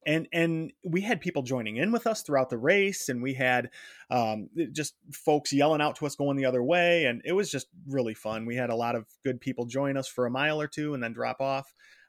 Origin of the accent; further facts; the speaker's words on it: Detroit, Michigan, United States; So I'm from Detroit and still live right outside of Detroit.